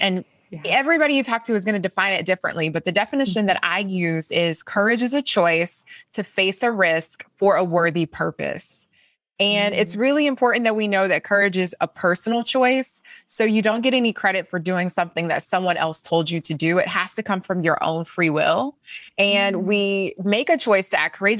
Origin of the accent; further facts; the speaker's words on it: Columbia, South Carolina, United States; I'm a girl from Columbia, South Carolina, born and raised in the South